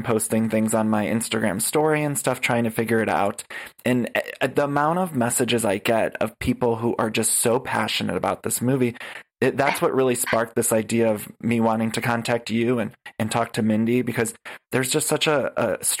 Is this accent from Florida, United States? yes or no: no; Ohio, United States; I'm from Ohio.